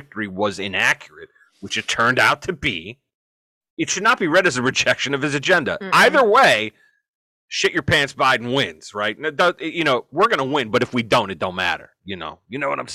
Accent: Jersey City, New Jersey, United States; I'm from Jersey City

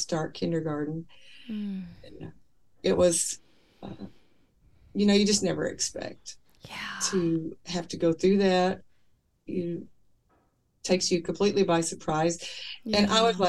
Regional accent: Kentucky, United States; I was raised in Kentucky

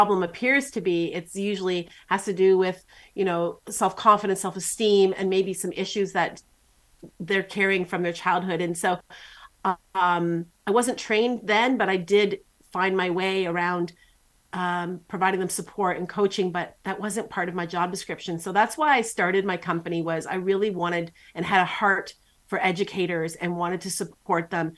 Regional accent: Canada; I'm Canadian

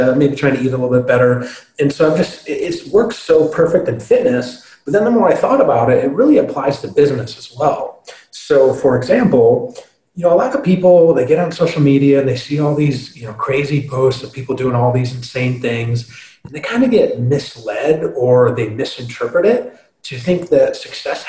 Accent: Michigan, United States; I'm from Michigan

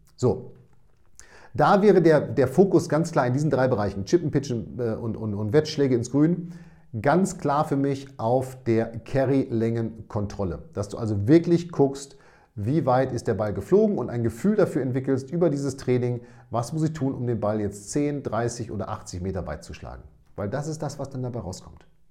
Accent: Münster, North Rhine-Westphalia, Germany; ich bin aus Münster, aber grundsätzlich äh, nordaffin

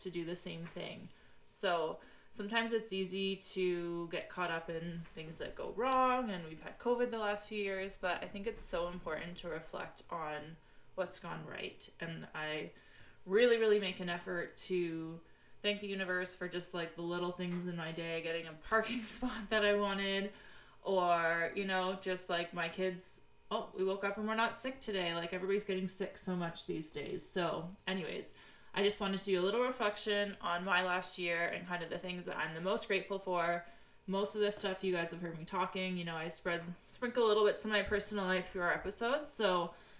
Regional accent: Peterborough, Ontario, Canada; I am from Peterborough, Ontario, Canada

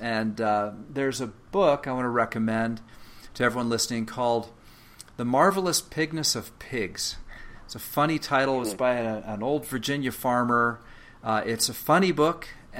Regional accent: Canada; also born or lived in England; now in United States; As a matter of fact, I was born in England. My parents emigrated from England to Canada when I was a child, and now I live, of course, in the United States.

